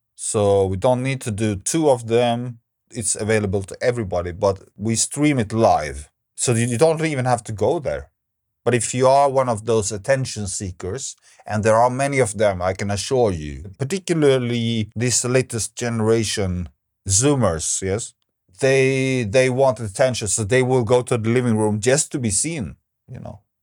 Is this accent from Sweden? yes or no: yes; Stockholm, Stockholm County, Sweden; Stockholm, where I'm from